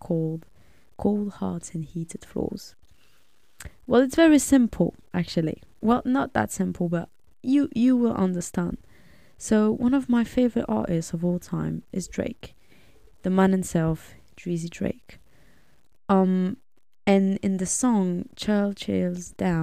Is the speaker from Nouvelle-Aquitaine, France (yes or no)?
no; suburbs of Paris, Île-de-France, France; I was born and raised in France. Lived there my whole life in the suburbs of Paris.